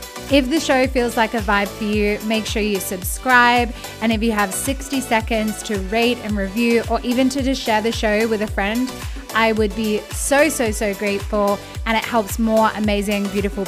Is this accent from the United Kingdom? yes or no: no; Australia; I'm from Australia